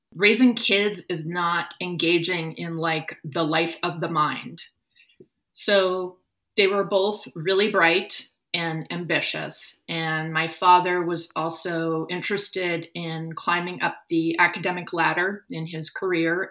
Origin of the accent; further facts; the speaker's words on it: Oakland, California, United States; moved away as an adult; also born or lived in Berkeley; now in Naples, United States; I was born on April 10th, 1968, in an Oakland hospital